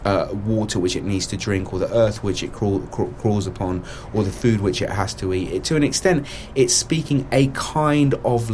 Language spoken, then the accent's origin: English; England, United Kingdom; here we are in England, speaking English. Having grown up within the English schooling system